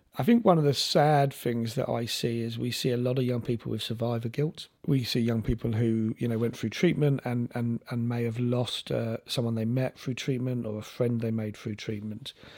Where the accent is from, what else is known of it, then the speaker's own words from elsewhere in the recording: London, United Kingdom; moved away as an adult; also born or lived in Lewisham; now in Isle of Wight, United Kingdom; I grew up in South London